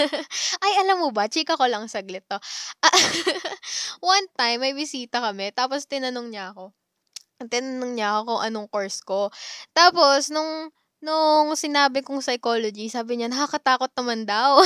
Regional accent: Calabarzon, Philippines; taga Cavite ako

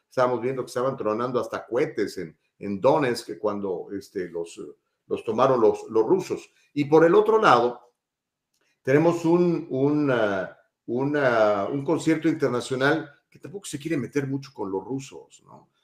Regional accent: Mexico; also born or lived in Guadalajara; now in United States; soy mexicano

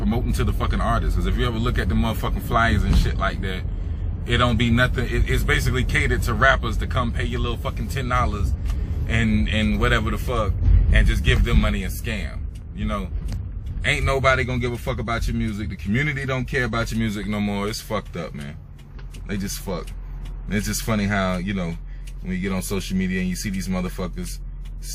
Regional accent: the South, United States; I'm from the South.

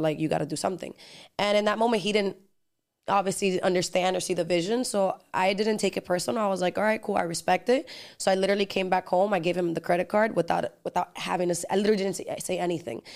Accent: Miami, Florida, United States; accent: Dominican (in Spanish); also born or lived in New Jersey / Dominican Republic / Los Angeles; my parents moved to Miami, and then I grew up here

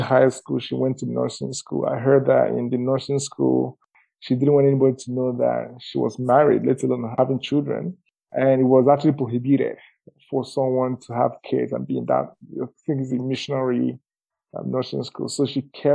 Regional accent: eastern Nigeria, Imo, Nigeria; moved away as an adult; now in Calgary, Canada; I was born in the eastern part of Nigeria, specifically Amebo in Nigeria

